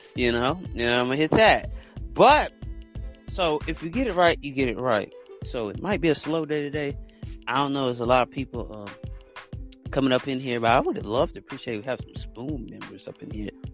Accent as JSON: {"language": "English", "country": "United States", "said": "I'm American"}